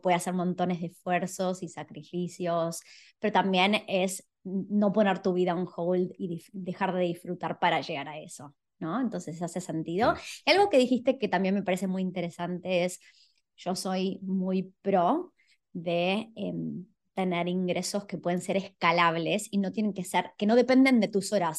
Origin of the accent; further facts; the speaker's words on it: Buenos Aires, Argentina; moved away; yo soy de Buenos Aires, no tenía la playa a 200 metros